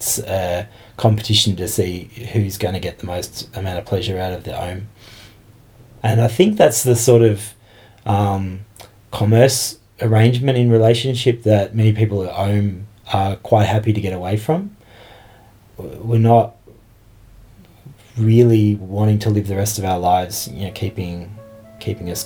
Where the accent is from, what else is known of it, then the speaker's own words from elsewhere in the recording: Geelong, Victoria, Australia; moved away as an adult; now in Canberra, Australia; I'm originally from Geelong and I've been in Canberra for about 3 months.